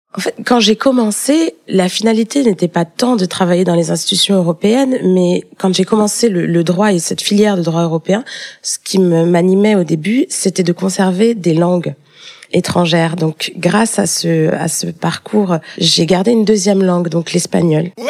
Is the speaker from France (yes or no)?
yes; Paris, Île-de-France, France; also born or lived in Strasbourg / Bruges; je suis née à Paris, mais j'ai euh, passé une grande partie de mes vacances euh, en Guadeloupe